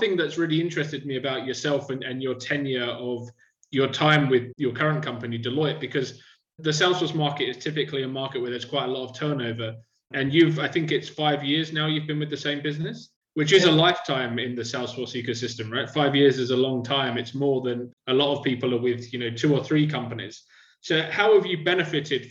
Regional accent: London, United Kingdom; now in Australia; when I was growing up in London

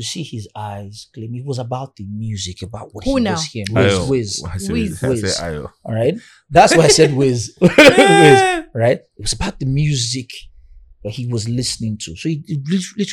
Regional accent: Ibadan, Oyo, Nigeria; also born or lived in Orisha (Lagos area); I was born in Ibadan, in CAC Church. I lived in Mami Market in Ibadan

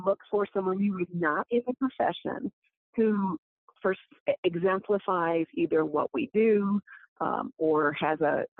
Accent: Midwest, United States; I'm from the Midwest too. I was raised with, you know, just let your work speak for yourself.

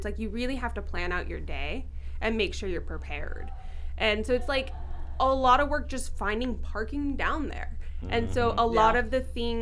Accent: San Diego, California, United States; It's my hometown.

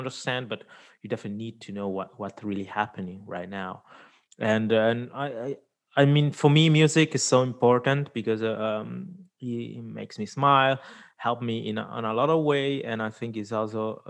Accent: Switzerland; also born or lived in India; I was born in India, but I've been lucky enough to grow up here in Switzerland, middle of Europe

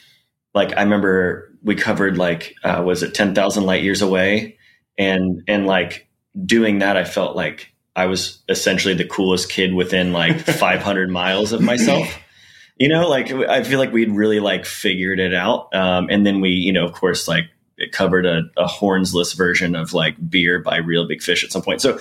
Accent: Weatherford, Texas, United States; like I'm from Tarrant County, And that's like the Fort Worth area.

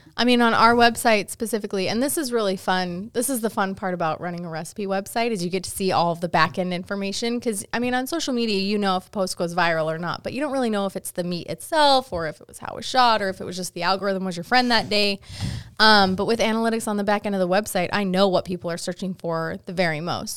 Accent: Utah, United States; where I grew up in Utah

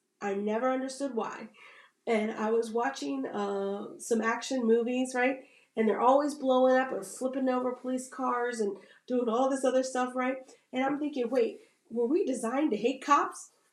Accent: Virginia, United States; I grew up here in Virginia. I didn't feel like I had a bad experience in being raised here

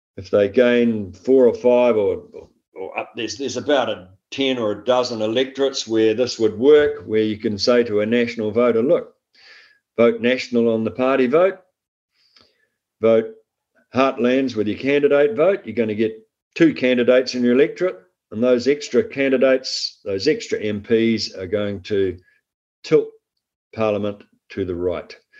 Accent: Waikato, New Zealand; I'm from the Waikato. I grew up on uh, farmland in the Waikato

